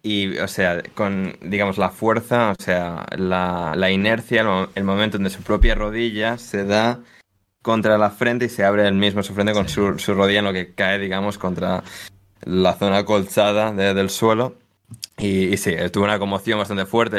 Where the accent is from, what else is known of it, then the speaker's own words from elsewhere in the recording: Spain; somos españoles